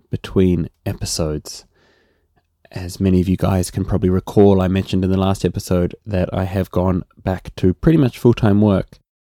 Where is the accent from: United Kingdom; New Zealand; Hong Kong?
New Zealand; accent: Kiwi; my Kiwi accent